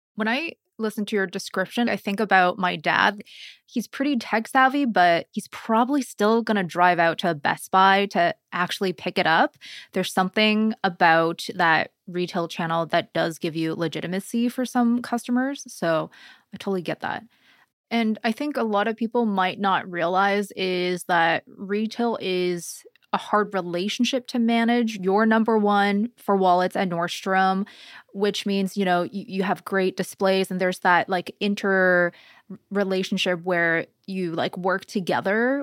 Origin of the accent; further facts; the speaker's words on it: Canada; a Canadian